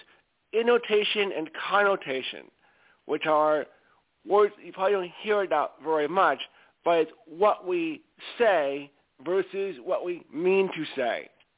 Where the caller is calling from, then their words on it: Stamford, Connecticut, United States; …, I call from Stamford, Connecticut.